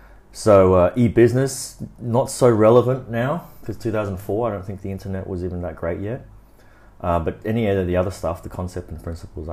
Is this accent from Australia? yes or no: yes; Brisbane, Queensland, Australia; Yeah, I'm born in Australia, so my hometown would be Australia.